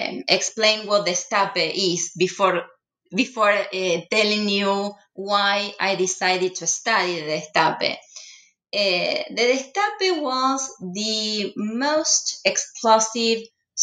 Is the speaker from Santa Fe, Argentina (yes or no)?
yes; Rosario, Santa Fe, Argentina; moved away as an adult; also born or lived in New York, United States / Indiana, United States; now in Houston, United States; I was born and raised in Rosario, Argentina's third largest city.